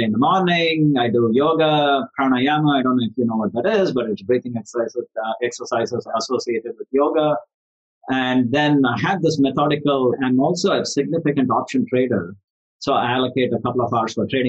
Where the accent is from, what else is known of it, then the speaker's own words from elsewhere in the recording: India; moved away; I'm from India originally, and I'm involved in various charities back home